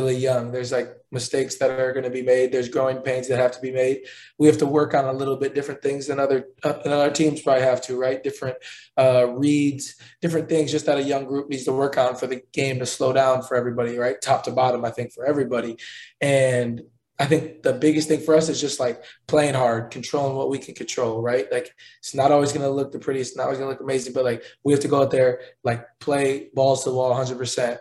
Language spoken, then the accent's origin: English; Milwaukee, Wisconsin, United States; now in Indianapolis, United States; my hometown, the Bucks